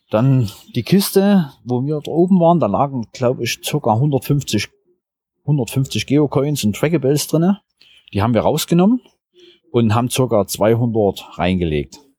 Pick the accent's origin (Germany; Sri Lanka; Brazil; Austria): Germany; Crimmitschau, Saxony; G10 ist 614. Ich komme aus Grimmitschau in Sachsen.